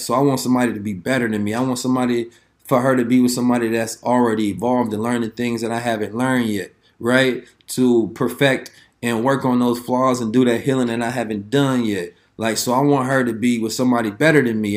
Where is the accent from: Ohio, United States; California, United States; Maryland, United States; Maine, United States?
California, United States; Oakland; I'm from Oakland, man, the city again.